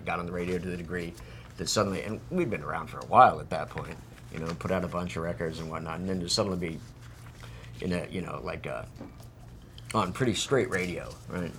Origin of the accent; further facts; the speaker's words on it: Phoenix, Arizona, United States; I'm from Phoenix, you know, to where it's just fucking hot